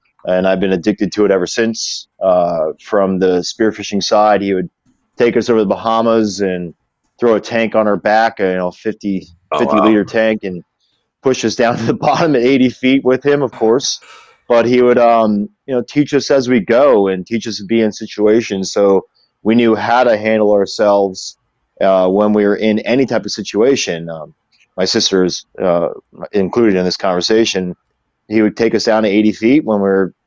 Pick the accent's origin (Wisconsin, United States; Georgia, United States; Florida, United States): Florida, United States; Jupiter; born or raised there; also born or lived in Orlando, Florida